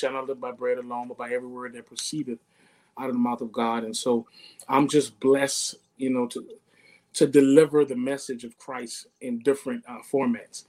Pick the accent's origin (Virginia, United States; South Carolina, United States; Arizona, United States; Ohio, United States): South Carolina, United States; Charleston; Charleston, born and raised